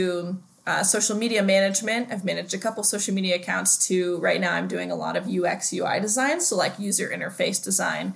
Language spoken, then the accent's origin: English; Denver, Colorado, United States; now in Bend, United States; I'm from Denver, Colorado.